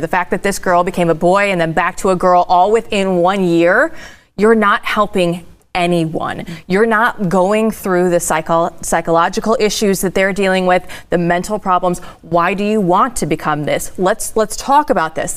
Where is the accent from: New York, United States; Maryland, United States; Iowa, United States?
Iowa, United States; moved away; I'm originally from Iowa